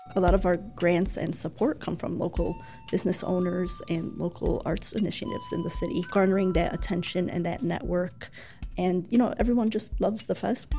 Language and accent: English; Chicago, Illinois, United States; I'm born and raised in Chicago